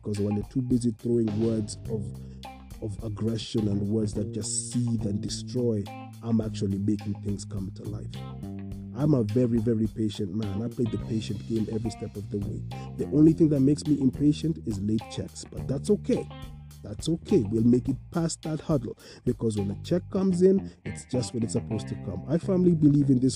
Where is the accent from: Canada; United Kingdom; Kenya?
Kenya; as a people, as a Kenyan community, as a Kenyan society